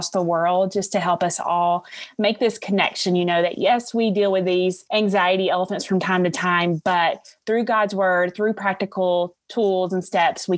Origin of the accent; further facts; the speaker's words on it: Alabama, United States; accent: Southern; I am from Alabama